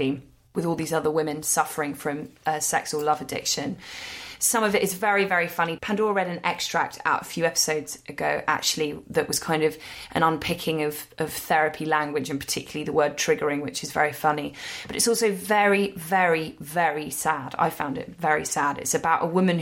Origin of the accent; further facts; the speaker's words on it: London, United Kingdom; as a Londoner